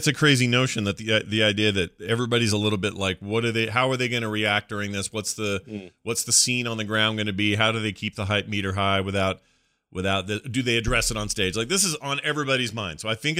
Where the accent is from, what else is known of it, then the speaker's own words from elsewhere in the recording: Salt Lake City, Utah, United States; I can tell you growing up here where I grew up in Salt Lake City, it has always been a huge deal.